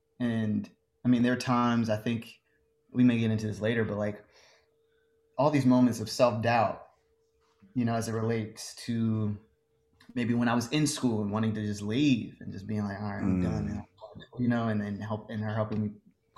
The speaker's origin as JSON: {"language": "English", "region": "Maryland", "country": "United States", "also_born_or_lived": "New York", "lives_now": "Los Angeles, United States", "said": "I've moved around a lot, but I'm originally from Maryland, DC area, then moved to New York, lived in Harlem for like five years. And then made my way out here to Los Angeles, and I've been here since August."}